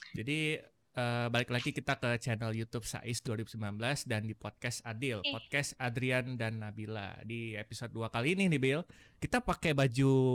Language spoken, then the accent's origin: Indonesian; Bandung, West Java, Indonesia; aku sendiri dari Bandung